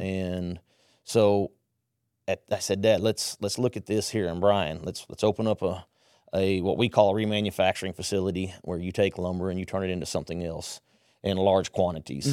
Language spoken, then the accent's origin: English; Southwest Conference area, Texas, United States; also born or lived in Mexico; I grew up in the Southwest